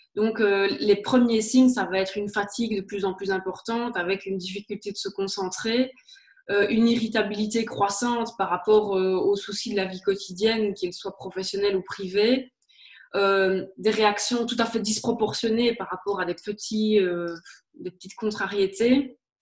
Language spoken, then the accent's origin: French; Liège, Wallonia, Belgium; accent: Liège; d'où je viens, je suis liégeoise, comme ça s'entend très très certainement.